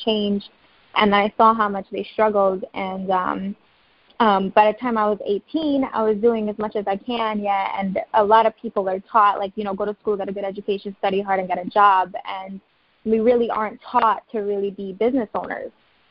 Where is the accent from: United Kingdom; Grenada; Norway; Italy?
Grenada; now in United States; I'm originally from Grenada. My parents are from Guyana